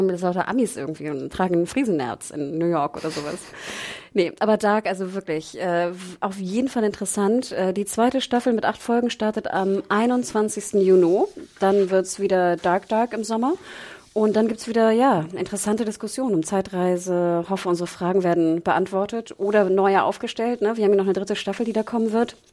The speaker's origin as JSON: {"language": "German", "region": "Northern Germany", "country": "Germany", "said": "Wir kommen, wir kommen, ja aus dem Norden und ich fand ja sehr schön, dass er so einen so Nordparker anhatte."}